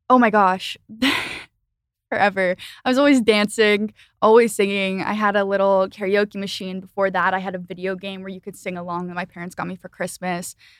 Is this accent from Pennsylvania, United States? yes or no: yes; Philadelphia, Pennsylvania, United States; I lived in, I grew up in Philly